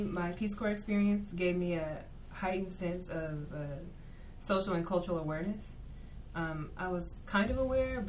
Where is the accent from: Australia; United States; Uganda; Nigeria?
United States; California; also born or lived in Mobile, Alabama; I was born in Mobile, Alabama, and we moved to California when I was 7.